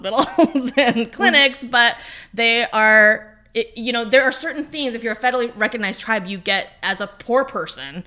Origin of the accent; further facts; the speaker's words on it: Oregon, United States; I grew up in Oregon